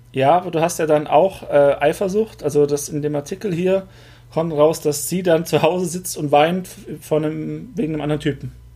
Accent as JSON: {"language": "German", "area": "das Ländle", "region": "Baden-Württemberg", "country": "Germany", "accent": "Swabian", "said": "bei uns im Ländle ist es Weltsprache"}